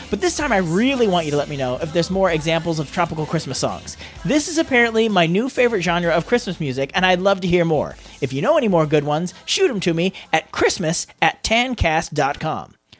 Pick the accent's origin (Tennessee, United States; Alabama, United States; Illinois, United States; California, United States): California, United States; I've lived in California my entire life